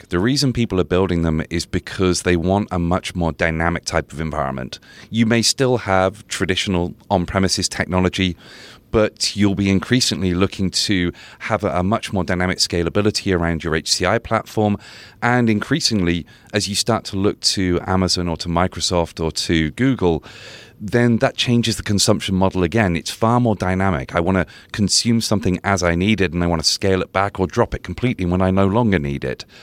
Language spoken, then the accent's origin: English; United Kingdom; So I'm so I'm a Brit, so I didn't even realize that was a beer.